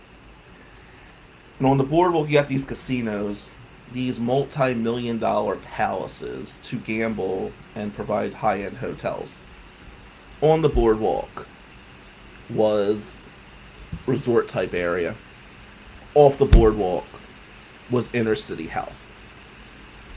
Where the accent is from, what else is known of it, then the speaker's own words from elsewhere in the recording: Atlantic City, New Jersey, United States; moved away as an adult; also born or lived in Ventnor, New Jersey; now in Michigan, United States; growing up in Ducktown